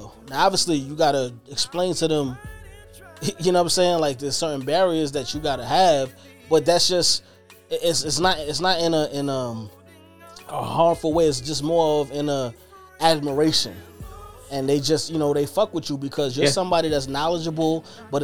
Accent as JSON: {"language": "English", "town": "Brooklyn", "region": "New York", "country": "United States", "said": "I'm from Brooklyn"}